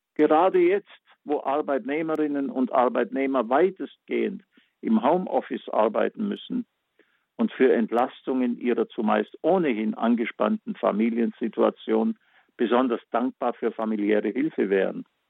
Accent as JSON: {"language": "German", "town": "Backnang", "region": "Baden-Württemberg", "country": "Germany", "tie": "born or raised there", "said": "meine Heimatstadt Batnang"}